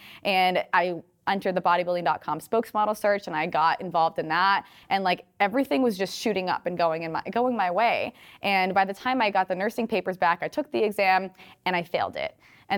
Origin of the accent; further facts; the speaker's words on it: Rhode Island, United States; moved away as an adult; now in Los Angeles, United States; I came to LA from Rhode Island with like $100 in my pocket, waitressed every single day on the Venice boardwalk.